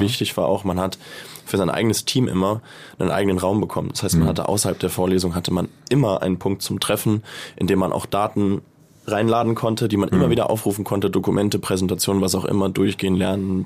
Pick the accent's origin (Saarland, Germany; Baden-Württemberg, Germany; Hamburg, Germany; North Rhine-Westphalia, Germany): Hamburg, Germany; moved away; also born or lived in Malta; Ich bin gebürtiger Hamburger